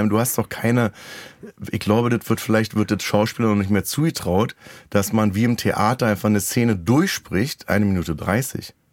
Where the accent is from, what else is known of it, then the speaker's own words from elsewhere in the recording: East Germany, Germany; ich komme ja aus dem Osten.